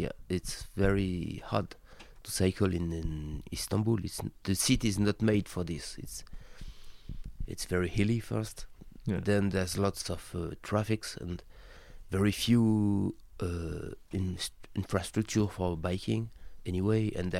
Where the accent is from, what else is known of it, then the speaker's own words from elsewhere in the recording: Tours, Centre-Val de Loire, France; English is a second language; It means living in a small city, which is about 400,000 people, with a quite very historical environment